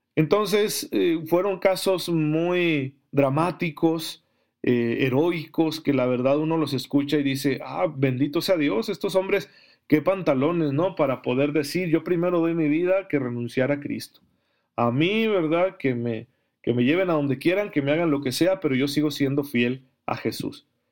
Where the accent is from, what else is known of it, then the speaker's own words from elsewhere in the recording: Mexico; somos católicos mexicanos